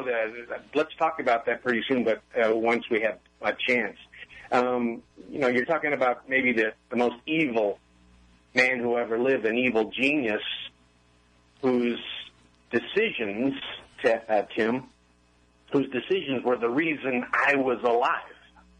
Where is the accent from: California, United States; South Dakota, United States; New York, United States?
California, United States; Oakland; born there; Oakland, California. I was born in Oakland, California. We were a Navy family, so we moved around a bit, but we always came back to California.